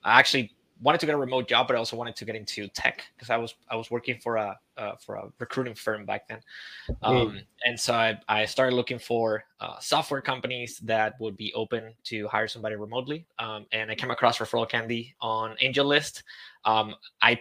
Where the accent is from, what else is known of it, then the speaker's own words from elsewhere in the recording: Spain; moved away as an adult; also born or lived in Santiago, Chile; I'm from Spain